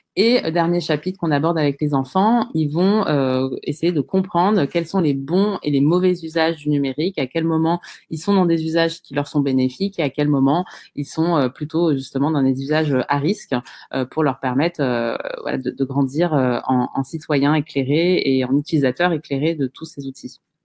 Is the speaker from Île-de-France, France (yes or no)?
yes; Bondy, Île-de-France, France; j'ai grandi euh, à Bondy, j'ai fait toute ma scolarité en REP